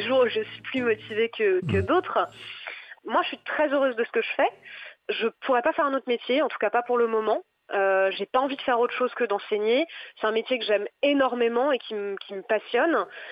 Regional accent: Nantes, Pays de la Loire, France; moved away as an adult; now in Paris, France; je suis originaire de Nantes à la base. J'ai pas choisi de venir à Paris. J'y ai été envoyée

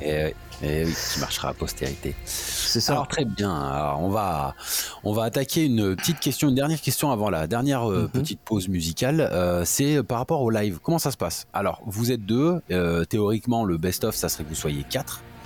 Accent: France; On est français, on a un accent de merde

